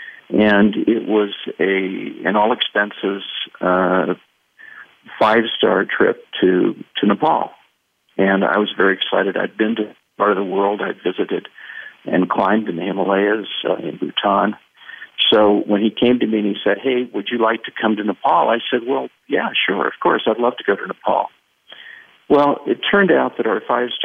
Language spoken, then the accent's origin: English; California, United States; moved away as an adult; now in Santa Fe, United States; I grew up in California. I was born and raised there